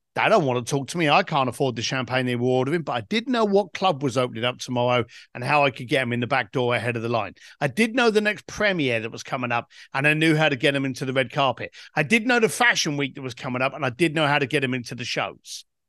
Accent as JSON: {"language": "English", "region": "London", "country": "United Kingdom", "said": "I was a bricklayer from East London"}